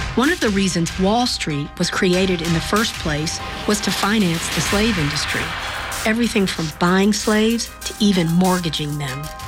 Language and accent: English; Greensboro, North Carolina, United States; I was born in Greensboro, North Carolina in 1963